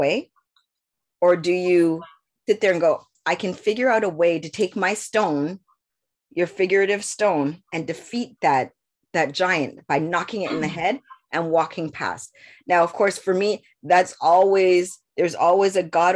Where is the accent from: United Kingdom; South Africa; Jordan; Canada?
Canada; I was born in Canada